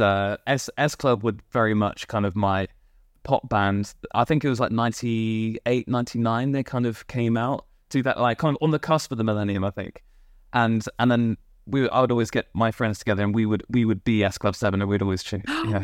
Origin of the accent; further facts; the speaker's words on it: Poole, South West England, United Kingdom; now in London, United Kingdom; I grew up in Poole in Dorset